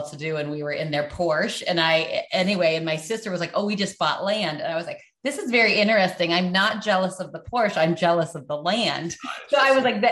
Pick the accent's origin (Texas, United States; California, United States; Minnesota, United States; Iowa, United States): Iowa, United States; We're from Iowa